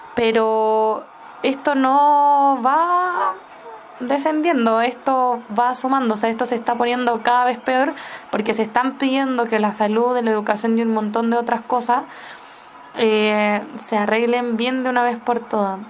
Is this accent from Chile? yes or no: yes; Chile; Como chilena